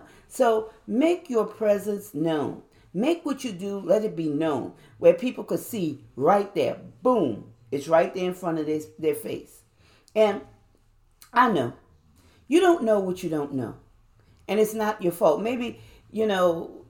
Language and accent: English; New Orleans, Louisiana, United States; I'm from New Orleans